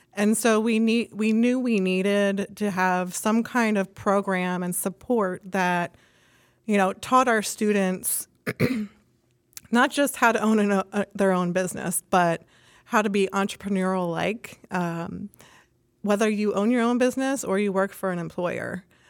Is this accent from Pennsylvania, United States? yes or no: yes; Reading, Pennsylvania, United States; I'm from Reading, Pennsylvania, actually, and I grew up in a construction family